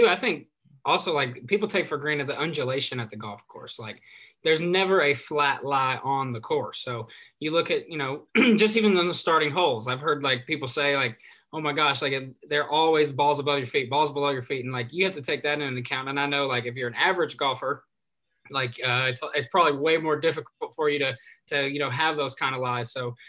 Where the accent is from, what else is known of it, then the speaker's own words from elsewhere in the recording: New Albany, Indiana, United States; So he's actually from my hometown in New Albany, Indiana.